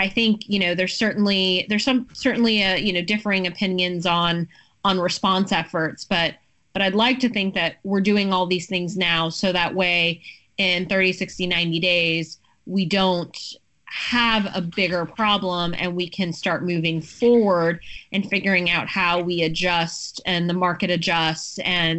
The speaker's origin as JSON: {"language": "English", "area": "Broward County", "region": "Florida", "country": "United States", "tie": "born or raised there", "said": "I'm from Broward County originally"}